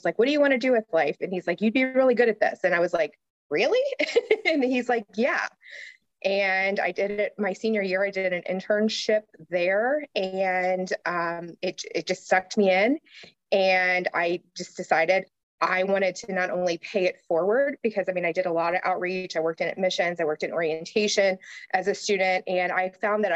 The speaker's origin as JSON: {"language": "English", "town": "Newport", "region": "Kentucky", "country": "United States", "tie": "born or raised there", "said": "I was born in Northern Kentucky. I grew up in Newport, Kentucky"}